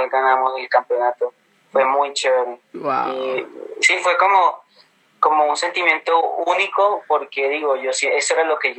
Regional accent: Caribbean Region, Colombia; accent: neutral; Entonces mi acento es neutro porque soy costeño

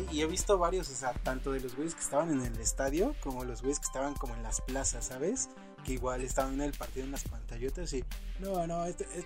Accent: Mexico

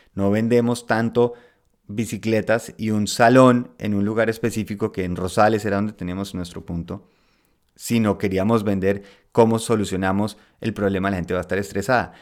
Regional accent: Colombia; moved away as an adult; also born or lived in Spain; Yo crecí en Colombia, estudié en Colombia

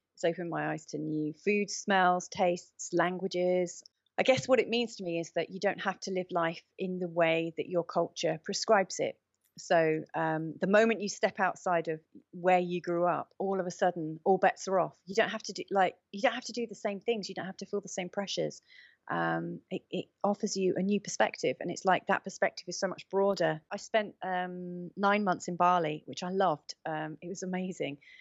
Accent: England, United Kingdom; moved away as an adult; now in Portugal; growing up in England, say, thirty years ago

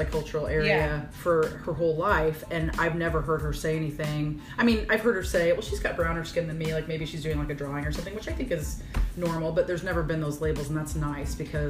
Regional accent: Virginia, Illinois, United States; I was raised in Virginia, Illinois, so teeny tiny, whatever. And my parents were always, in my opinion, for a small town, very open-minded. Mm-hmm. And I was raised on a farm

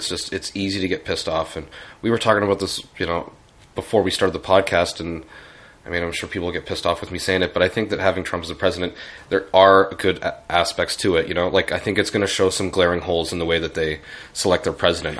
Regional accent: Canada; we're from Canada.

